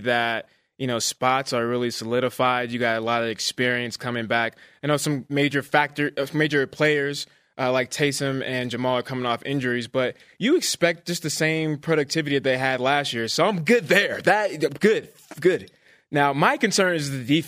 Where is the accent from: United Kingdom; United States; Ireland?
United States; Northern California; I'm from Northern California